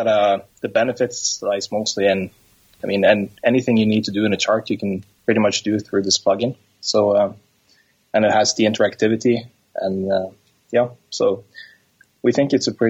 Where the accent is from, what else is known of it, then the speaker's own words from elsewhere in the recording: Norway; also Norwegian, located in Norway.